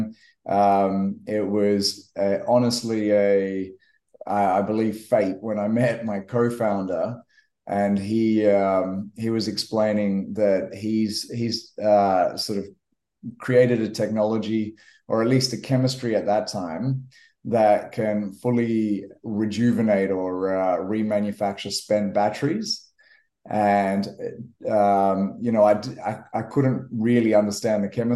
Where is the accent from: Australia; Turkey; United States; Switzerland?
Australia; Western Australia; also born or lived in Kenya; I grew up in Western Australia